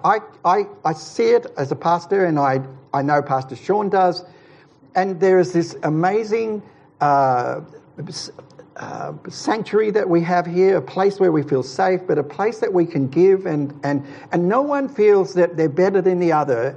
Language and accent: English; Queensland, Australia; moved away; also born or lived in Ulladulla, New South Wales; I'm a Queenslander, but I lived in New South Wales for a while, it was at Ulladulla.